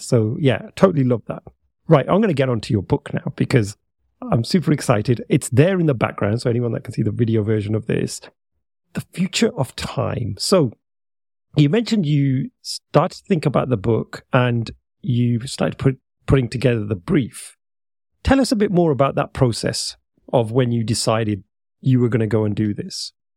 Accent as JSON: {"language": "English", "country": "United Kingdom", "said": "I'm speaking to another Brit"}